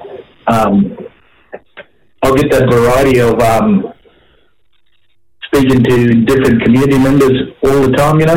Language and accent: English; Cherbourg, Queensland, Australia; people that I grew up with and that I know from, you know, from growing up in Cherbourg